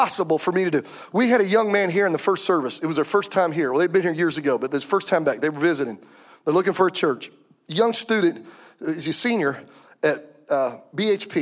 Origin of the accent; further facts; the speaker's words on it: Anderson, South Carolina, United States; we're from Anderson, South Carolina